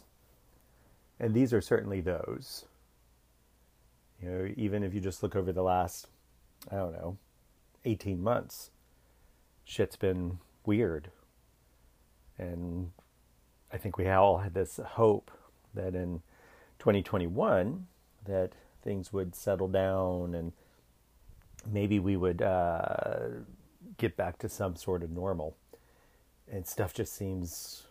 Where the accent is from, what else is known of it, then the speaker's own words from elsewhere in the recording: Danville, Virginia, United States; I grew up in the South. I was born in a small town called Danville, Virginia